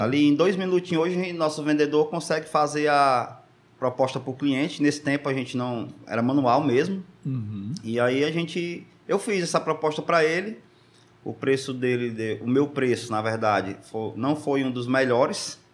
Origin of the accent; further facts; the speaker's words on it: Maracanaú, Ceará, Brazil; Sou do Maracanãú, já está com mais de 20 anos